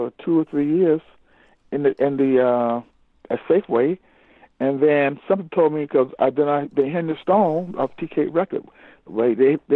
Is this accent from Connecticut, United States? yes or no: no; Florida, United States; because I came from Florida, and I was around. Because they figured I was around fish.